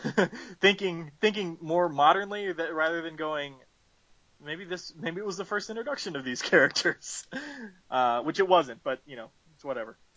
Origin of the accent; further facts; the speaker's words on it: the South, United States; I'm from the South and I was born and raised in the South